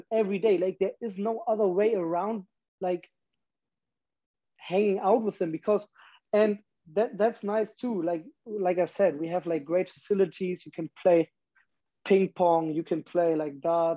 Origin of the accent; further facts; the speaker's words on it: Germany; moved away as an adult; I'm that guy from Germany